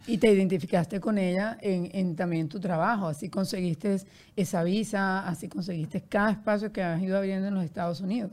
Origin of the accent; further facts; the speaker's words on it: Barranquilla, Atlántico, Colombia; yo soy de Barranquilla